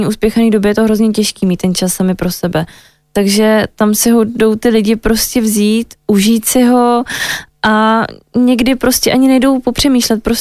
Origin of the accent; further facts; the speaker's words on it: Moravia, Czechia; já jsem holka z malého města z Moravy, která miluje slivovici, utopence a tlačenku, tak jsem se vrátila k tomu domů